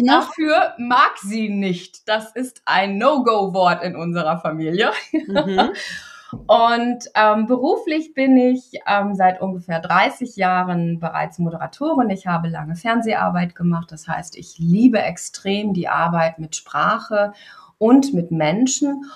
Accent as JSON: {"language": "German", "area": "East Frisia", "region": "Lower Saxony", "country": "Germany", "tie": "born or raised there", "said": "in Ostfriesland, da wo ich groß geworden bin"}